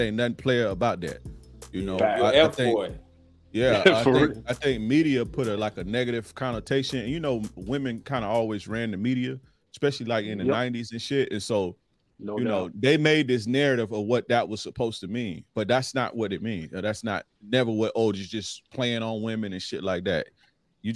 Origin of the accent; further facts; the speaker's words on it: Tampa, Florida, United States; Born and raised in Tampa, Florida. So I'm from Florida, Florida guy